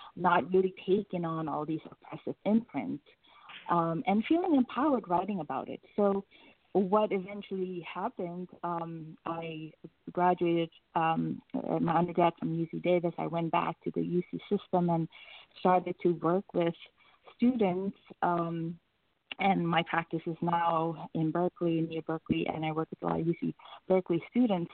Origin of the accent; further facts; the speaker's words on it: Suriname; I was born and raised in Suriname, which is a country right above Brazil